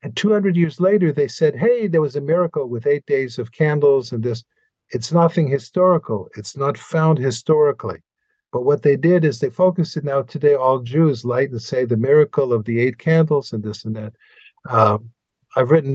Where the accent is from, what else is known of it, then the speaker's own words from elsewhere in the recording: Montreal, Quebec, Canada; now in Israel; you and I were raised in Montreal